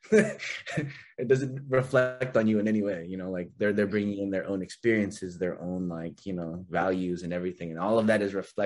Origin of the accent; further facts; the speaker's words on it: Bakersfield, California, United States; growing up in Bakersfield